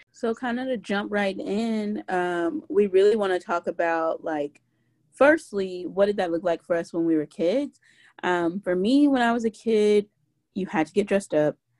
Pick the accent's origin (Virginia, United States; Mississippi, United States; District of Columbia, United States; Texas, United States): Mississippi, United States; I grew up in Mississippi